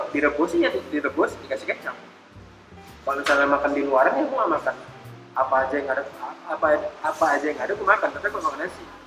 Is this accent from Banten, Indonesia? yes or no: no; Medan, North Sumatra, Indonesia; kita kan memang orang Medan